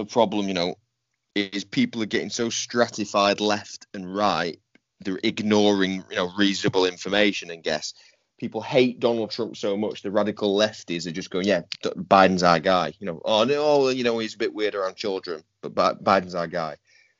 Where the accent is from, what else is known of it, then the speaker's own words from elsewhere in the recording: Northern England, United Kingdom; You know, as a Northerner, I've never voted Conservative, and they're going further right.